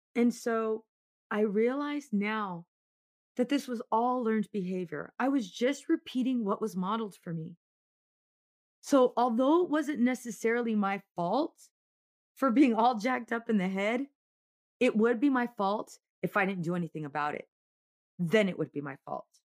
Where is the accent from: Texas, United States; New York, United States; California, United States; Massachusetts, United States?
California, United States; Oceanside; I grew up in Oceanside